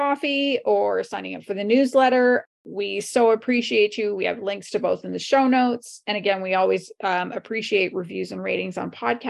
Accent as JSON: {"language": "English", "country": "Canada", "said": "I'm a Canadian"}